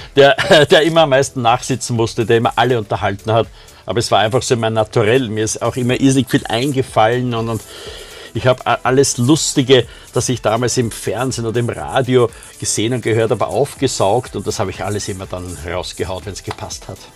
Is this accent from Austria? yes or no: yes; Austria; bei uns in Österreich